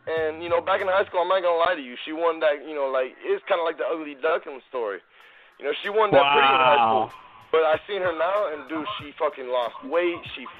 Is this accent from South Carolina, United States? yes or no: yes; Rock Hill, South Carolina, United States; I'm from Rock Hill